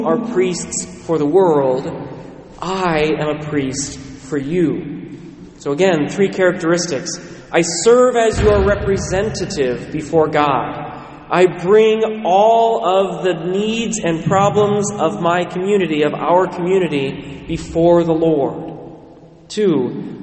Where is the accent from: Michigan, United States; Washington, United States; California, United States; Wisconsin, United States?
Washington, United States; Western; I was raised in Western Washington